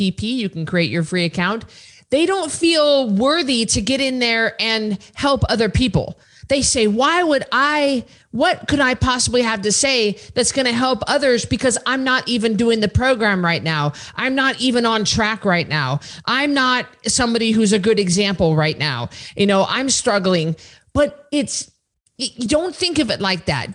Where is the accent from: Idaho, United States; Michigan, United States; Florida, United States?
Idaho, United States; I'm from Idaho